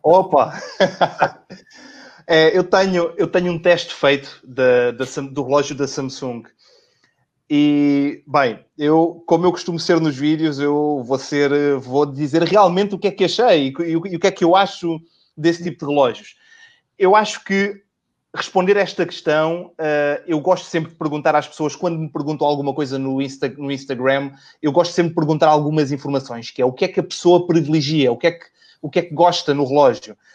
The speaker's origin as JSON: {"language": "Portuguese", "country": "Portugal", "also_born_or_lived": "Lisbon", "said": "sou de, sou de Portugal, eu moro em Lisboa e trabalho também em Lisboa"}